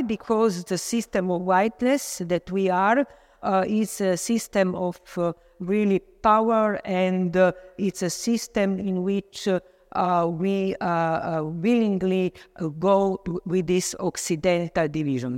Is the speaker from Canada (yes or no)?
no; Slovenia; also born or lived in Vienna, Austria; I'm coming from Slovenia. I live there and work there